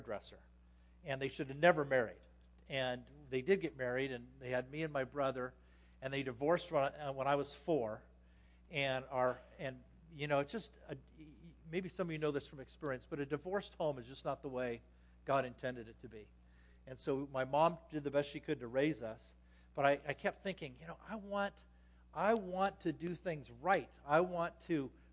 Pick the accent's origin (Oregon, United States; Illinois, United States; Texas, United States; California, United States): California, United States; Anaheim; moved away as an adult; now in Las Vegas, United States; I grew up in Anaheim, California